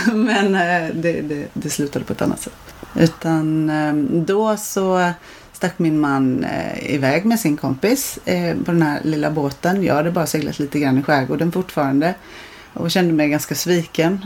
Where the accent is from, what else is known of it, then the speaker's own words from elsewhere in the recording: Blekinge, Sweden; now in Marstrand, Sweden; jag kommer från Blekinge